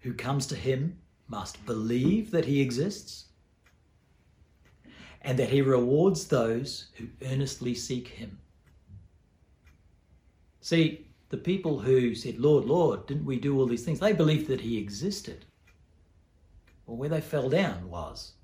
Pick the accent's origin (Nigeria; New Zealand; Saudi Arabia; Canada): New Zealand; also born or lived in Port Hedland, Australia; now in Australia; I grew up in New Zealand